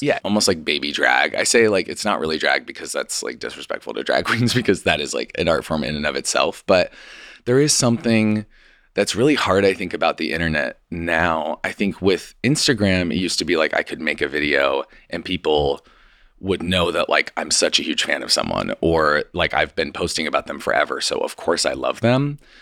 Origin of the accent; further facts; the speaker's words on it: Idaho, United States; moved away; I'm from Idaho, and so I was in Idaho with my parents